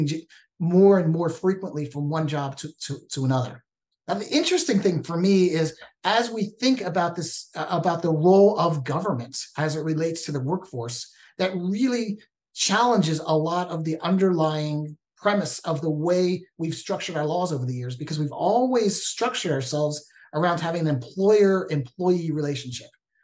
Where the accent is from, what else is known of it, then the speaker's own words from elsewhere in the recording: East Coast, United States; moved away as an adult; also born or lived in Washington State; now in Washington, United States; born and raised on the East Coast, came out and visited him in Washington State and just fell in love with the state